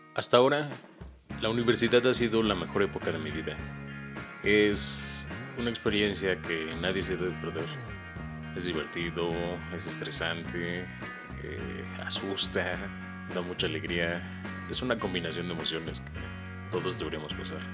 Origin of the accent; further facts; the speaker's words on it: Cuernavaca, Morelos, Mexico; moved away as an adult; now in Puebla, Mexico; Soy originario de Cuernavaca y llevo tres años aquí en Puebla